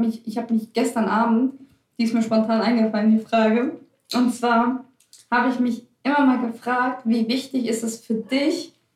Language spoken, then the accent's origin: German; Germany; Ich bin nie zwar hier in Deutschland geboren, aber ich weiß, wo meine Eltern herkommen